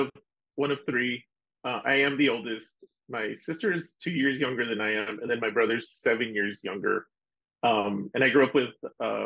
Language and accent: English; El Paso, Texas, United States; now in San Antonio, United States; I grew up in El Paso, Texas, on the border. My family's all from Ciudad Juarez mainly, but our like grandparents and before that are from the Chihuahua region and Durango.